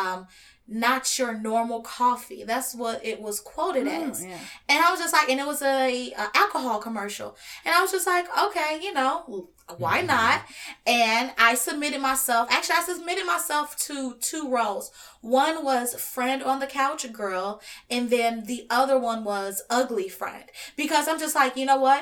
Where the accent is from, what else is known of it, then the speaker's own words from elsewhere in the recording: Chicago, Illinois, United States; moved away as an adult; now in Los Angeles, United States; I grew up in the south side of Chicago